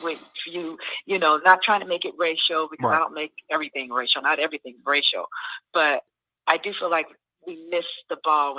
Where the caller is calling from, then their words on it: Alabama, United States; I'm calling from Alabama.